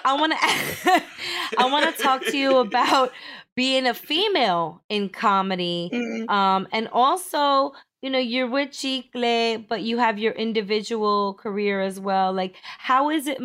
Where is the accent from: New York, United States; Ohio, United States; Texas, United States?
New York, United States; New York City; I'm from Sheepshead Bay, Brooklyn